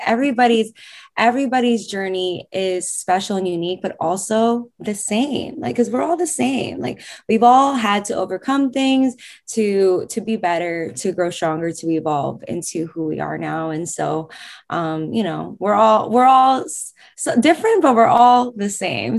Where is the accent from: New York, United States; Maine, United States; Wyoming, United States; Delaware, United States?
New York, United States; I'm born and raised in New York